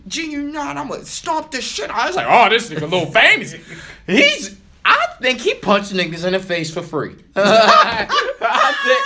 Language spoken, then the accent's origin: English; Brooklyn, New York, United States; I'm from Bed-Stuy.